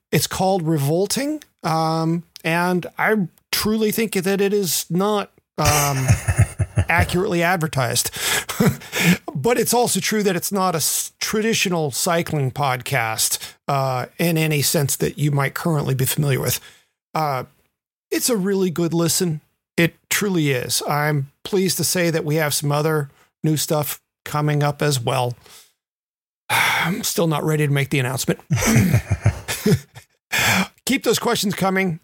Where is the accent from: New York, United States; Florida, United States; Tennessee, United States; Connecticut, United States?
Tennessee, United States; Memphis; moved away; a nearly born and bred Mem fan, certainly bred, if not born